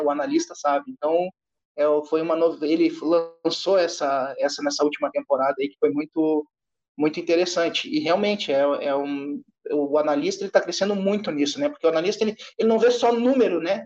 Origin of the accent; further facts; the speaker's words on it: Rio Grande do Sul, Brazil; Sou natural do Rio Grande do Sul